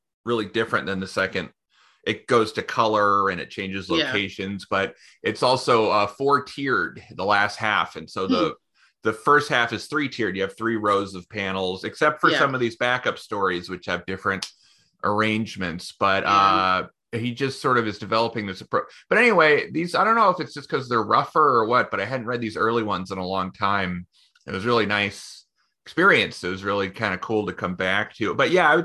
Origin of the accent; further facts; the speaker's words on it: Bay Area, California, United States; moved away as an adult; also born or lived in Portland; I grew up in, you know, like the Bay Area in the 90s